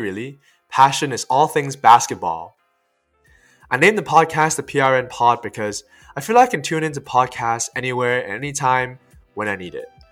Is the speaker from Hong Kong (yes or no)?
yes; Hong Kong; also born or lived in Cornwall, United Kingdom; now in United Kingdom; I grew up in Hong Kong